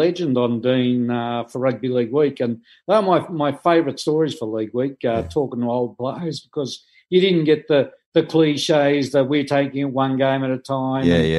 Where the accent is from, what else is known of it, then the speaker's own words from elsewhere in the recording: Sydney, New South Wales, Australia; I was born and raised in the East. Willara Public School boy.